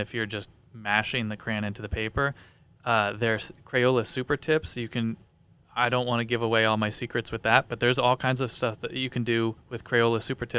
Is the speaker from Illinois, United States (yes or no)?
no; Eastern Pennsylvania, United States; I grew up in Eastern Pennsylvania